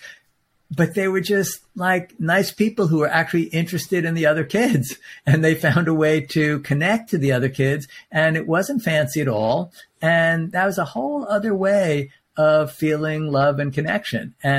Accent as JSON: {"language": "English", "region": "New York", "country": "United States", "said": "I'm a New Yorker"}